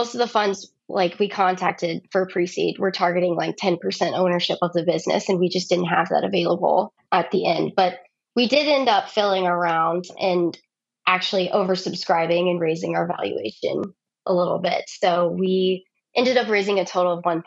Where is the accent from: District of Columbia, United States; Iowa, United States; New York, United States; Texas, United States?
Texas, United States; I'm from Texas